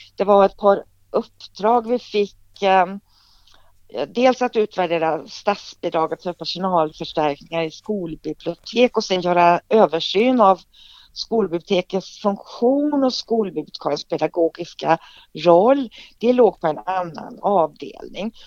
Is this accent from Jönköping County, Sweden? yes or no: no; Trollhättan, Västra Götaland, Sweden; moved away as an adult; also born or lived in Borås; jag kommer ju från Trollhättan. Och bodde där tills jag var 19 år